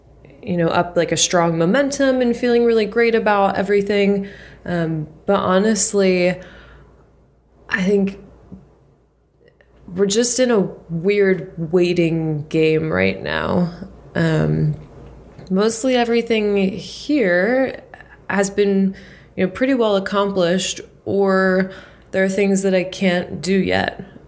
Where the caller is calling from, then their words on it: Philadelphia, Pennsylvania, United States; I'm checking in from Philly.